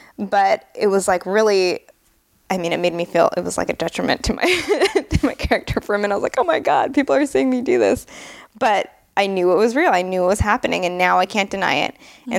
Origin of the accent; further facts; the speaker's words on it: San Jose, California, United States; also born or lived in New Hampshire / England; I was born in San Jose, California, but I believe when I was 10, I moved to New Hampshire for a year. Then my mom liked to just move everywhere. I lived in England for 4 or 5 years for high school. I lived all around the Bay Area.